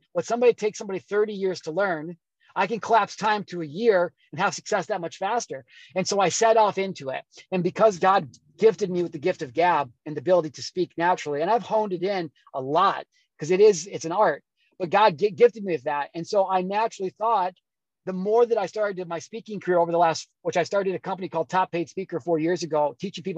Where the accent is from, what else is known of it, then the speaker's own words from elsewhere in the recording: Illinois, United States; moved away; also born or lived in California; I grew up in Illinois